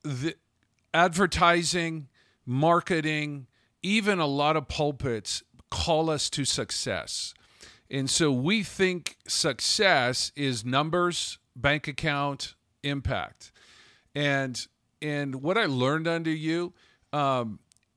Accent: United States; I'm an American

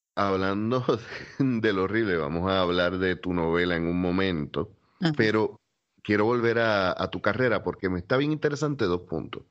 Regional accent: Puerto Rico; como puertorriqueño también conozco la cultura

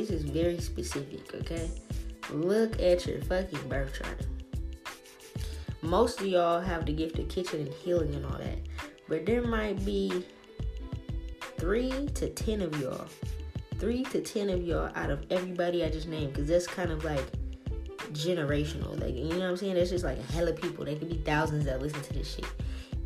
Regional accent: the South, United States; I'm from the South

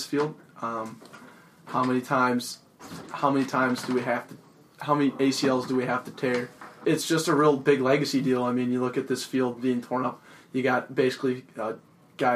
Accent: Denver, Colorado, United States; I'm from Denver, Colorado. Went to Regis Jesuit High School

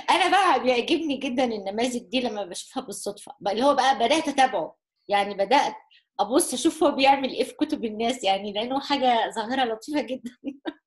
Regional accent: Egypt; كمصريين او كعرب

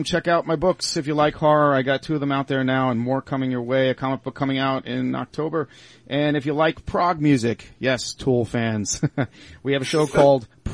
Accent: Long Island, New York, United States; I'm actually from Long Island

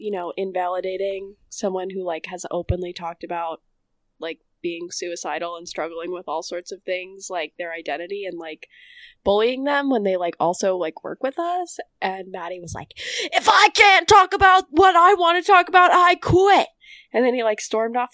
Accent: Boston, Massachusetts, United States; I'm also from Boston

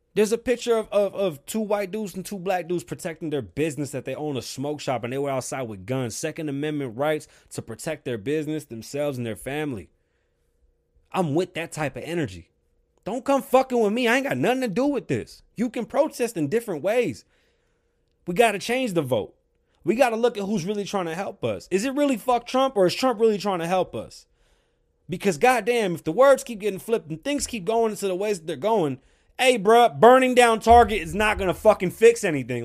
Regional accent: New York City, New York, United States; moved away; I'm from the South Bronx.

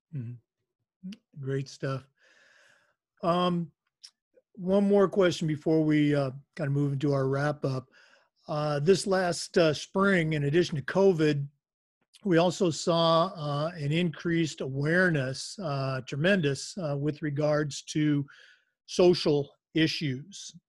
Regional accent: Florida, United States; I'm from Florida

